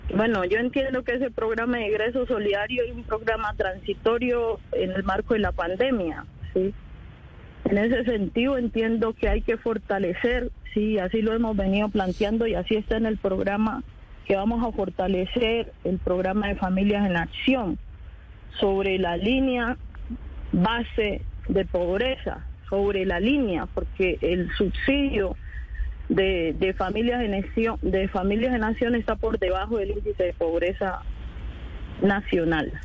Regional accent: Colombia; yo como colombiana, como una mujer empobrecida de este país

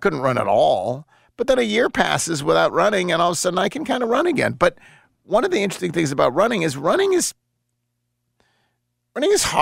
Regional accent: the South, United States; I'm from the South

